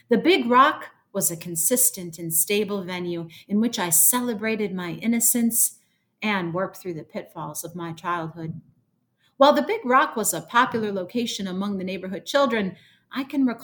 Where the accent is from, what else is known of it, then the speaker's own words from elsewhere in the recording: Joliet, Illinois, United States; moved away as an adult; now in Chicago, United States; my mom, who still lives in that house that I grew up in on Sunset Lane